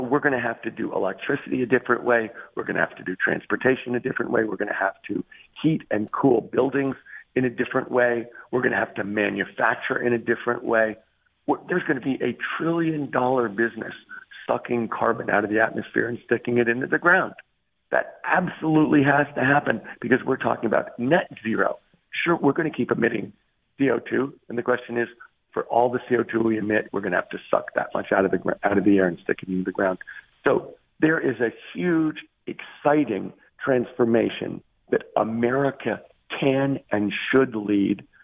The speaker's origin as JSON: {"language": "English", "region": "California", "country": "United States", "tie": "born or raised there", "said": "my home state of California"}